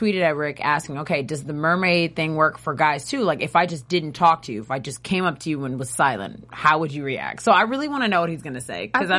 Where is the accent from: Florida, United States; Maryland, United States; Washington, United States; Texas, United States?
Texas, United States; Both from Texas.